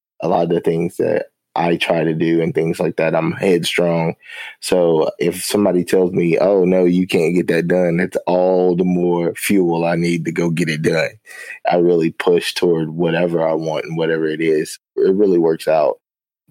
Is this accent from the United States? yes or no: yes; Winchester, Kentucky, United States; also born or lived in Lexington, Kentucky / Jacksonville, Florida; I grew up in a little small town in Kentucky called Winchester and Lexington